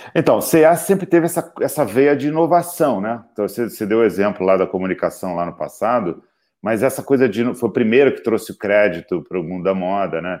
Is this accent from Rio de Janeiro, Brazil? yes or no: yes; Rio de Janeiro, Brazil; moved away as an adult; now in São Paulo, Brazil; e eu sou carioca convicto, adoro Rio de Janeiro